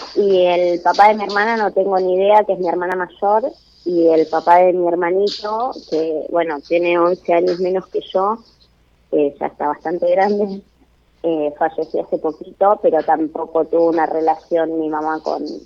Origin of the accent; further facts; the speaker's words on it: San Isidro, Buenos Aires Province, Argentina; de San Isidro, Buenos ah. Aires